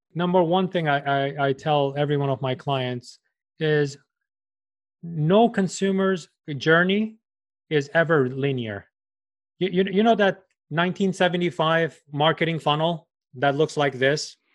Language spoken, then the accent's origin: English; New York, United States; I'm from New York